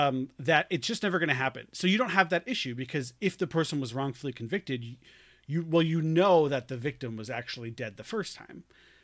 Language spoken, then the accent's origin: English; New York, United States; I'm a New Yorker again all of a sudden.